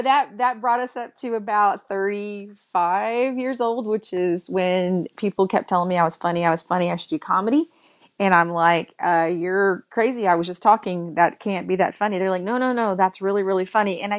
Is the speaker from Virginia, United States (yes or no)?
no; Texas, United States; born and raised in Texas in a family full of preachers and singers.